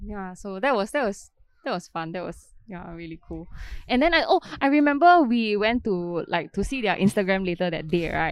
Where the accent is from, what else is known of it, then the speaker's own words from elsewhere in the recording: Singapore; we are from Singapore